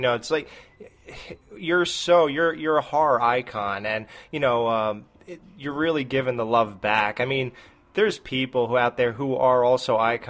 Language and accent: English; New Jersey, United States; I'm from New Jersey